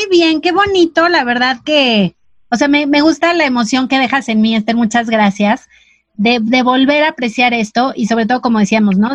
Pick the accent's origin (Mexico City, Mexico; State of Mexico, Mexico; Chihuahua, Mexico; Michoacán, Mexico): Mexico City, Mexico; Soy chilanga también.